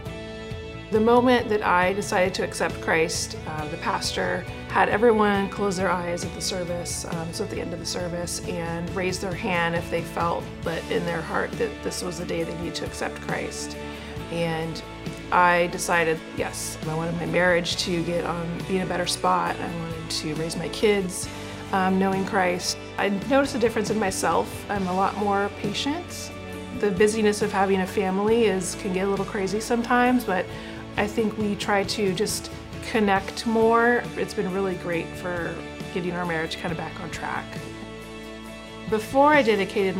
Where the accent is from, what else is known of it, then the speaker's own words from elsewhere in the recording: Prosser, Washington, United States; I grew up in Prosser, it's in Eastern Washington